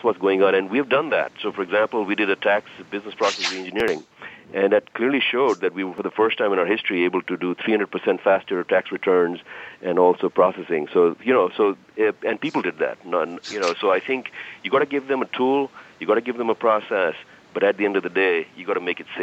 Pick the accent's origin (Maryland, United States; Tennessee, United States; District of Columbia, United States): District of Columbia, United States; Washington; Now, I'm from the D.C., and I'm from Washington, D.C., so I'm a typical go-getter kind of guy in federal government.